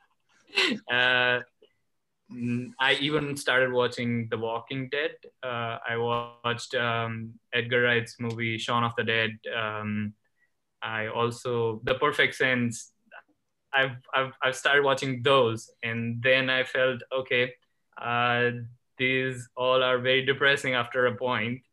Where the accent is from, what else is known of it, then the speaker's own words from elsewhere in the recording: Ahmedabad, Gujarat, India; moved away as an adult; also born or lived in Los Angeles; I was born and raised in India, in a state called Gujarat